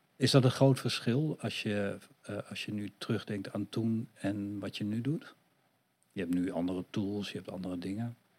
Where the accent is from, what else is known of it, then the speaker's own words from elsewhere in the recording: Netherlands; Wel hier geboren en getogen